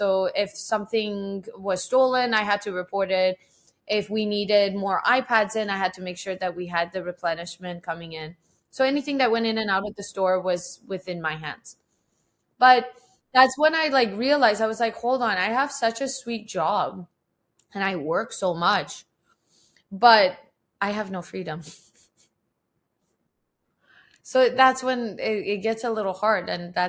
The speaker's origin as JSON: {"language": "English", "town": "Tehran", "region": "Tehran Province", "country": "Iran", "tie": "born or raised there", "said": "Yes, I was born in Tehran, which is the capital city of Iran. And it is the busiest place. It's like Mexico City. It's super busy, super congested, huge population, chaos. but we grew up there"}